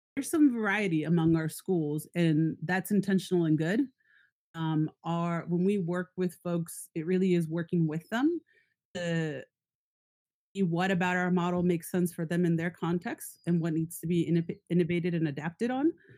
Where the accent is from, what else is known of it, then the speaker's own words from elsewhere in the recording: San Diego, California, United States; also born or lived in Tijuana, Mexico; now in Northern California, United States; I grew up in San Diego and Tijuana on both sides of the border